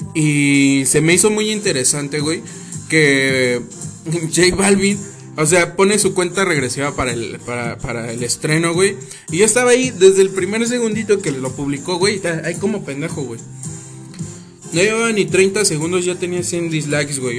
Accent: Mexico City, Mexico; los chilangos, güey, si metemos todo en un bolillo

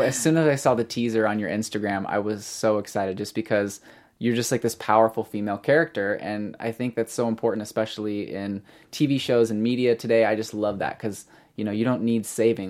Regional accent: Springfield, Missouri, United States; I'm actually from Springfield, Missouri

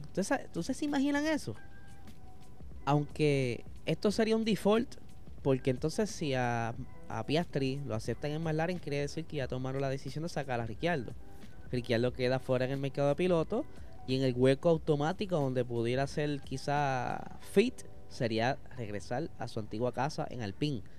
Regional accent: Puerto Rico; gente como nosotros, boricuas

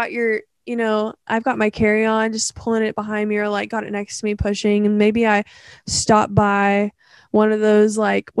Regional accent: Oklahoma, United States; See, it's fun when you like go somewhere really far from where you're from, because then you're like, they're like, wow, Oklahoma.

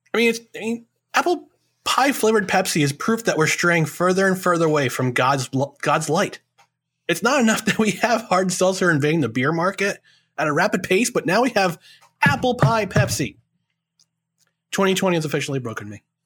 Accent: New York, United States; also born or lived in New Jersey; our first Thanksgiving in New York was nineteen eighty-five

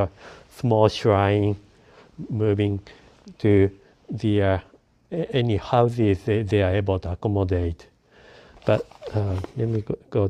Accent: Japan; English is a second language; now in Vancouver, Canada; Yeah, because when I came to, I came from Japan.

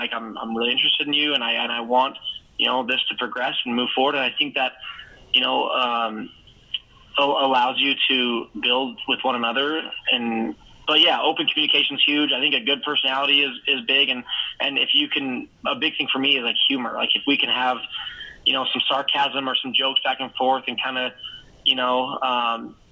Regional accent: Canada; now in Salt Lake City, United States; originally from Canada, but I currently live in Utah, in Salt Lake City

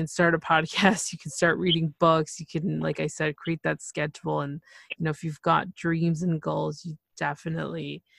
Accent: Canada; I'm from Canada, so we don't have that option of Spanish.

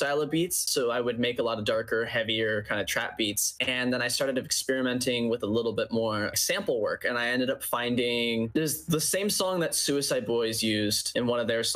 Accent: West Sacramento, California, United States; I'm from West Sacramento.

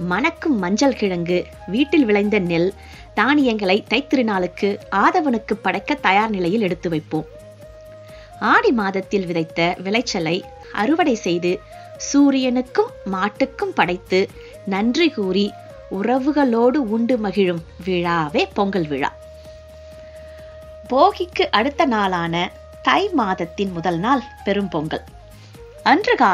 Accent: Vembakkam, Tamil Nadu, India; also born or lived in Kanchipuram; நான் கோயில் நகரம் என்றழைக்கப்படும் காஞ்சிபுரத்தின் அருகில் இருக்கும் வெம்பாக்கம் என்ற ஊரில் பிறந்து வளர்ந்தேன்

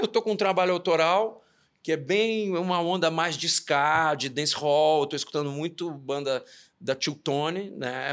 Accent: Belo Horizonte, Minas Gerais, Brazil; Eu sou nascido em Belo Horizonte

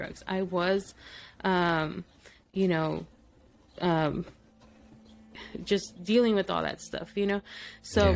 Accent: El Paso, Texas, United States; first language Spanish; English is a second language; also born or lived in Mexico / Midland, Texas; Now I'm living 4 hours away from my hometown.

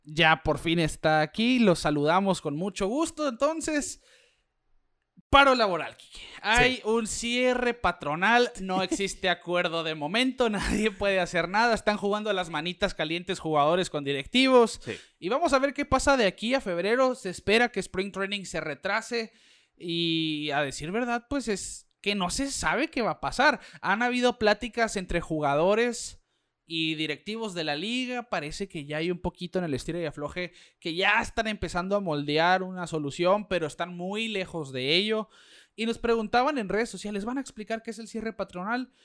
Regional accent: Mexico; como mexicano

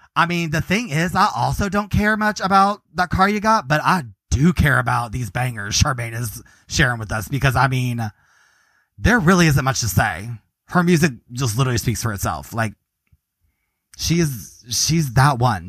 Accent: Nashville, Tennessee, United States; moved away as an adult; now in Chicago, United States; I'm from Nashville and he was living in Toronto when we met, and now we live in Chicago.

